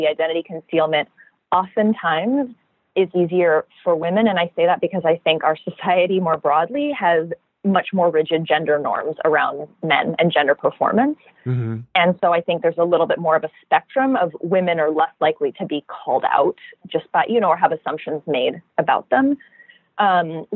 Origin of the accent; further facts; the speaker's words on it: California, United States; I'm from California